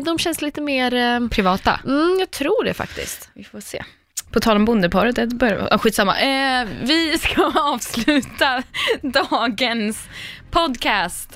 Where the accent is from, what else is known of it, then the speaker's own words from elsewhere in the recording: Linköping, Östergötland, Sweden; du och jag är från Linköping